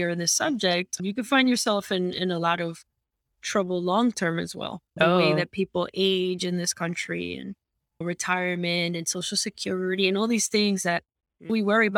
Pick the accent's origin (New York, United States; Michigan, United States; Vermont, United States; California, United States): New York, United States; New York City; moved away as an adult; now in Miami, United States; I'm originally from New York. I was born and raised in Queens, New York